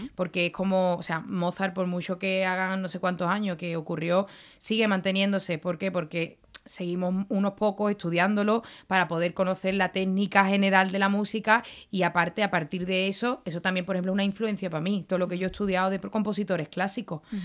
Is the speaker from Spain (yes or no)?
yes; the same land as Paco de Lucía, Andalusia, Spain; que es de mi tierra también